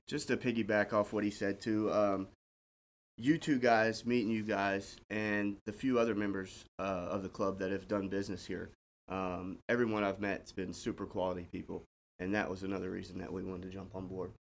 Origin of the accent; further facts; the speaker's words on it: Smyrna, Tennessee, United States; I grew up in Smyrna